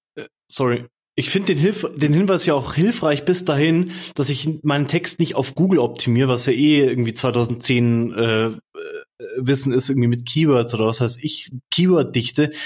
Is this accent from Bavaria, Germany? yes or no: yes; Munich, Bavaria, Germany; Ich komme hier aus München, aus dem Dorf